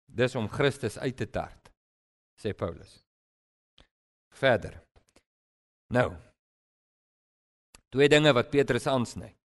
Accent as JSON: {"language": "Afrikaans", "country": "South Africa", "said": "Ek praat as 'n Afrikaner."}